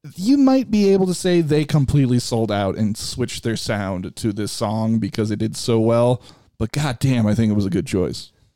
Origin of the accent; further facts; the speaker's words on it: Chicago, Illinois, United States; for me growing up in Chicago, it was all about Sammy Sosa